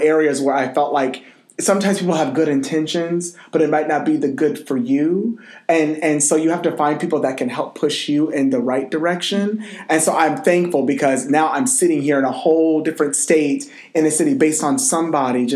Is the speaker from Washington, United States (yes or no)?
yes; Seattle, Washington, United States; We're from Seattle, and we, of course, rep University of Washington